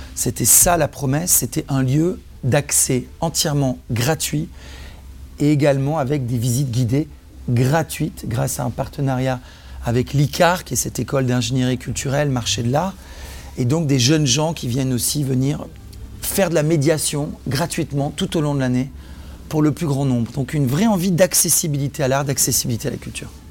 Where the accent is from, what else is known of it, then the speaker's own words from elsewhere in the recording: Provence-Alpes-Côte d'Azur, France; moved away as an adult; also born or lived in Nice / Antibes / Marseille; now in Paris, France; Je suis originaire du sud de la France. Je suis né à Nice, j'ai vécu à Antibes, Marseille. Et c'est en arrivant à Paris à l'âge de 20 ans